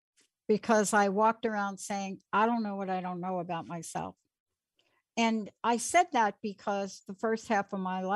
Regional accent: Plainfield, New Jersey, United States; I lived in Plainfield

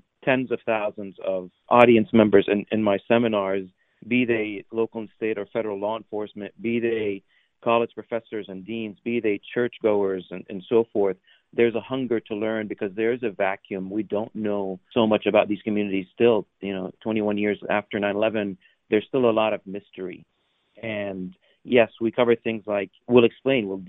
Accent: West Virginia, United States; also born or lived in Syria; I was born in Syria 45 years ago and grew up in small town West Virginia

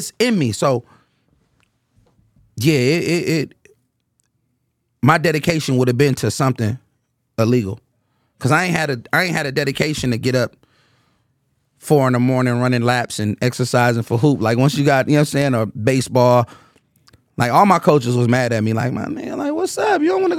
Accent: Oakland, California, United States; I'm from Oakland. Like, really from it. Really, really embraced, really born in it.

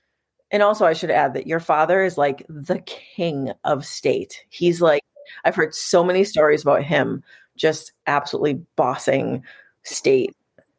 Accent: Massachusetts, United States; we're from Massachusetts and I live in Boston, which is like title town, right?

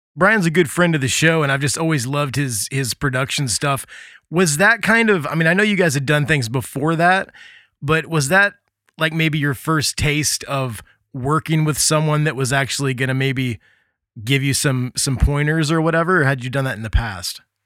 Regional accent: Midwest, United States; moved away; also born or lived in Gulf Shores, Alabama / New Orleans; growing up in the Midwest

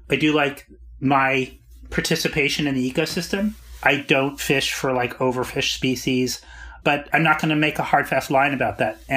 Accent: Arizona, United States; No, I'm from the Southwest, Arizona.

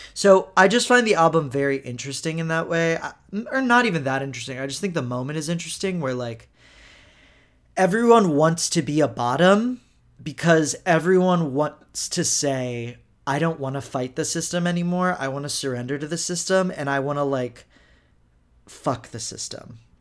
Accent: Houston, Texas, United States; I'm from Houston

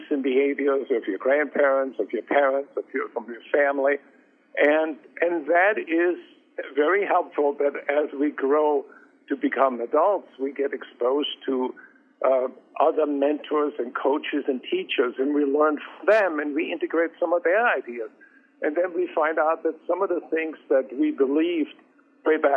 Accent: Austria; moved away; I grew up in Austria, and my grandmother ran a country inn

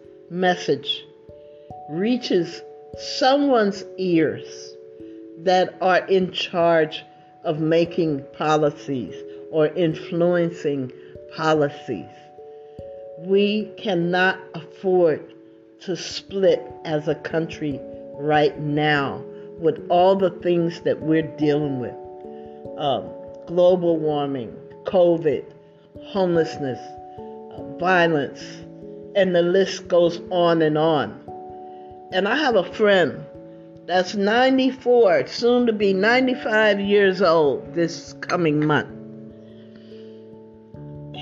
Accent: United States; now in California, United States; the country that I grew up

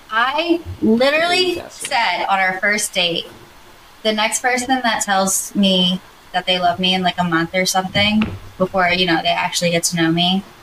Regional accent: Georgia, United States; now in Philadelphia, United States; I'm from Georgia.

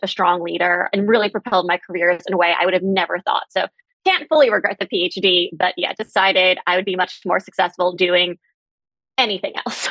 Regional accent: New York City, New York, United States; now in Boston, United States; I grew up in Manhattan and I now live in Boston

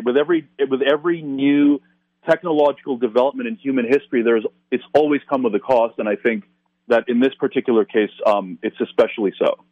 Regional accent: Toronto, Ontario, Canada; a place like Toronto, again, my, my hometown

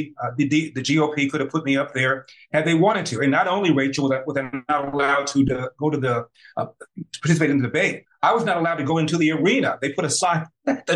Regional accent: Los Angeles, California, United States; I was raised in South Central Los Angeles

